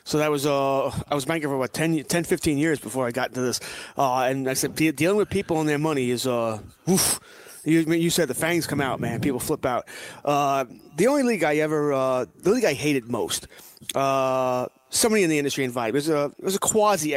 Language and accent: English; Nassau County, New York, United States; now in Suffolk County, United States; I grew up in Nassau County